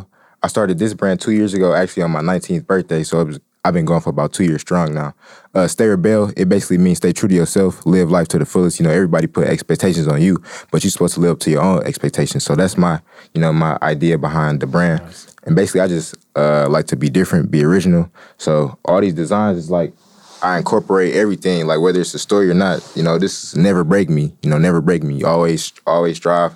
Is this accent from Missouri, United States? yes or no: no; Detroit, Michigan, United States; I'm from Detroit, Michigan.